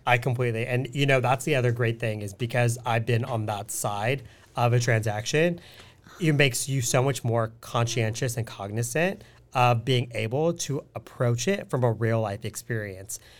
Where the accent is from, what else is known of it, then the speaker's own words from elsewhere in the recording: California, United States; moved away as an adult; also born or lived in Seattle; being born and raised in California